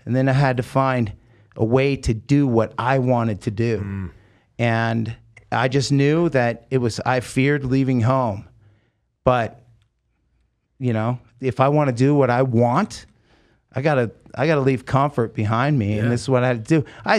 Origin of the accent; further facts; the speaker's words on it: United States; I'm Native American Indian. I'm Lakota Sioux, right?